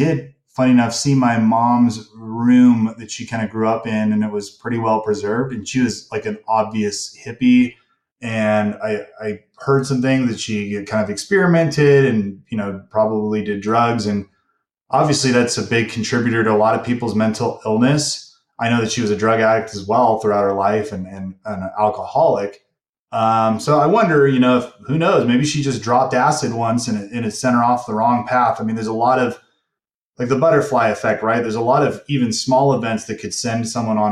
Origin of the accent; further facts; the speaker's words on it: Ventura County, Southern California, United States; moved away as an adult; also born or lived in Utah; now in Salt Lake City area, Utah, United States; I moved out to Utah about 3 years ago from Southern California. I was born and raised in Southern California.